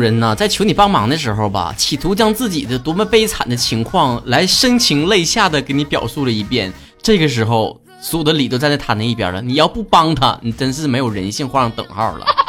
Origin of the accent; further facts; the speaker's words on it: Northeast China, China; accent: Northeastern Mandarin (东北话); 我们这一期的东北话脱口秀到这结束了